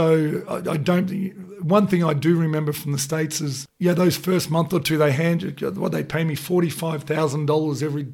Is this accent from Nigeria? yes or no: no; Australia; as Aussies, that's what we are